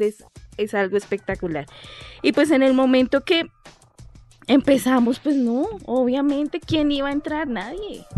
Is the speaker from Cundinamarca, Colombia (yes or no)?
no; Bogotá, Colombia; also born or lived in Leticia, Amazonas; nosotros pues somos dos rolos, sí. oriundos de acá de Bogotá